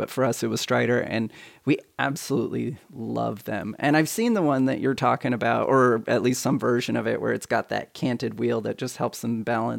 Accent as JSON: {"language": "English", "region": "Hawaii", "country": "United States", "tie": "born or raised there", "said": "Yeah, this is when we grew up in Hawaii."}